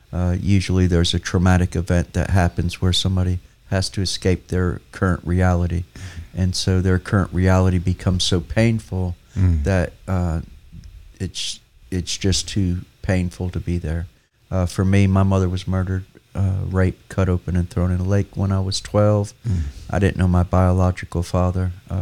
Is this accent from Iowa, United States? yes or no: no; Newark, New Jersey, United States; No, I was born and raised in Newark, New Jersey.